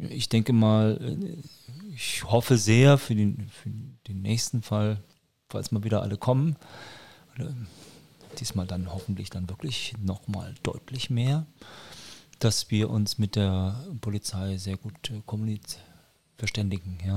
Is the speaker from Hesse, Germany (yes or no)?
no; Nuremberg, Bavaria, Germany; ich meine, ich bin ja Nürnberger und wir haben ja auch ein großes Volksfest.